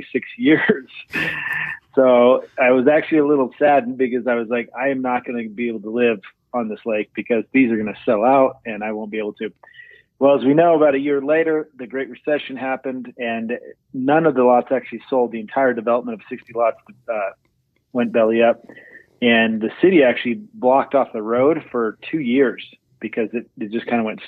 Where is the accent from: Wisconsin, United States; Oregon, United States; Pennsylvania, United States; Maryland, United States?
Oregon, United States; moved away as an adult; also born or lived in Indianapolis; now in Vineyard, United States; I grew up in Oregon